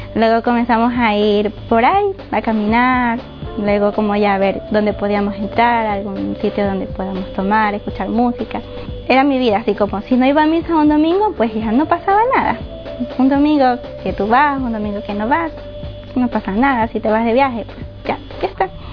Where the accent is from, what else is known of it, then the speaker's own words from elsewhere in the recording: Guayaquil, Guayas, Ecuador; moved away as an adult; also born or lived in Paján, Manabí, Ecuador; de Ecuador, de Manabí, un pueblo que se llama Paján. Eh, viví ahí hasta los cinco años. Luego, eh, toda mi vida he vivido en Guayaquil, hasta hace dos semanas